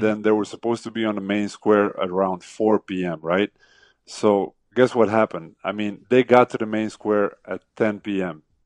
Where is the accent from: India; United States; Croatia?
Croatia; Zagreb, City of Zagreb; that is my hometown